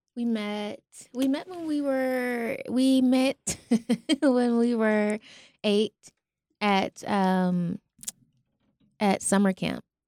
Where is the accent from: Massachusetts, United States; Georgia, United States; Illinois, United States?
Georgia, United States; Albany; Albany, Georgia.